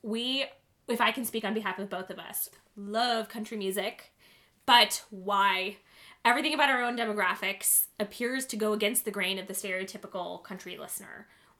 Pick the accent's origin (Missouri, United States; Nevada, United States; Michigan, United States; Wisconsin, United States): Michigan, United States; Western; moved away as an adult; also born or lived in New York City; So I grew up in Western Michigan.